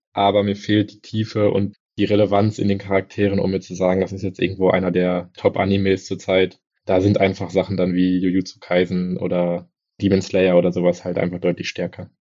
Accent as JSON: {"language": "German", "country": "Germany", "said": "bei uns in Deutschland"}